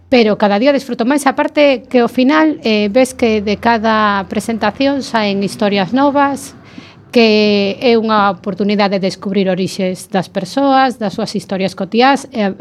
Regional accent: Oleiros and Betanzos, Galicia, Spain; Eu veño de Oleiros e Betanzos.

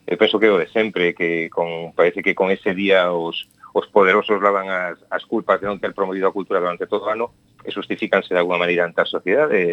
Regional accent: Taragoña, Galicia, Spain; que é o Castro Barbudo de Taragoña, da miña aldea

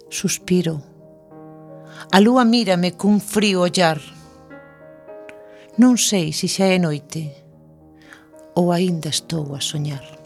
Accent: Galicia, Spain; os galegos somos así.

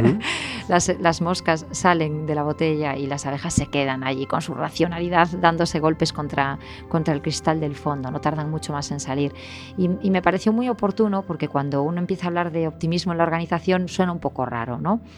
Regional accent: A Coruña, Galicia, Spain; now in Vigo, Spain; soy de La Coruña y vivo en Vigo

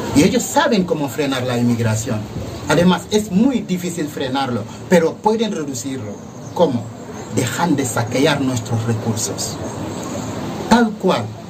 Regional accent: Senegal; also born or lived in Valencia, Spain; now in Spain; vengo de África, en este caso Senegal

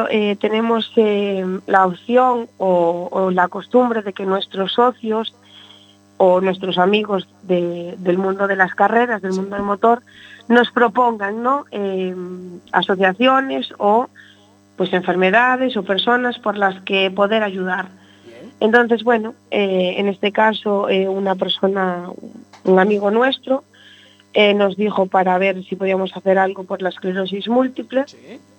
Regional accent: Tui, Galicia, Spain; nosotros somos de TUI.

